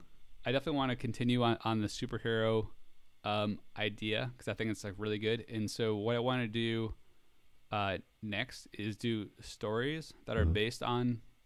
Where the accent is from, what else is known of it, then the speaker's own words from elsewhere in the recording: United States; moved away as an adult; now in Florida, United States; since I'm from New York